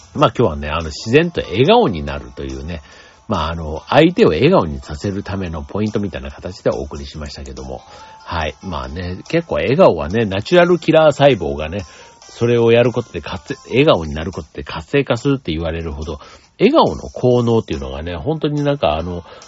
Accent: Kansai, Japan; 僕もあの、関西出身として言いますと

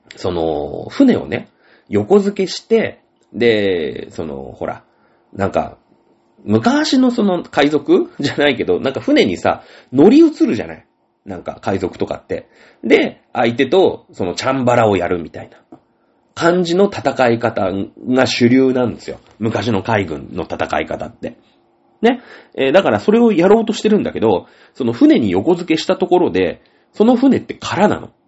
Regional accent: Shizuoka, Japan; 僕静岡県出身なんで

